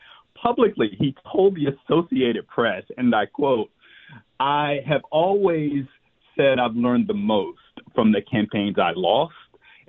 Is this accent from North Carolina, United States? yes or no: yes; North Carolina, United States; now in Washington, D.C., United States; I'm from North Carolina, so I will use these phrases from time to time.